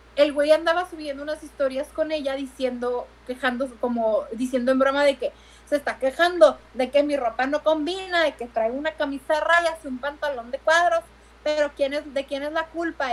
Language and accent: Spanish; Tijuana, Baja California, Mexico; yo juraba que no teníamos acento en Tijuana.